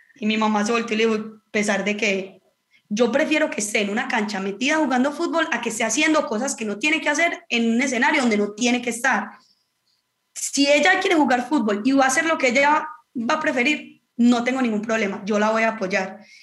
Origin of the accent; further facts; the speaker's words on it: Marinilla, Antioquia, Colombia; now in Cali, Colombia; soy de Marinilla, un pueblo muy cerca de Medellín